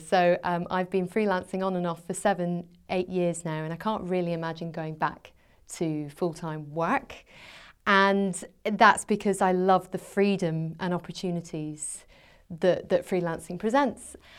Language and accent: English; Scotland, United Kingdom; moved away as an adult; also born or lived in England; I went back to Scotland. I'm from Scotland originally